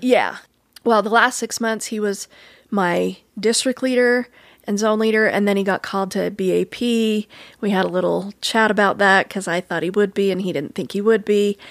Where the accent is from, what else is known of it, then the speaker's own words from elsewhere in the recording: Cokeville, Wyoming, United States; moved away; I'm from Cokeville